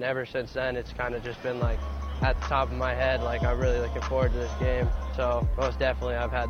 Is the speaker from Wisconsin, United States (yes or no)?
no; Omaha, Nebraska, United States; moved away; growing up in Omaha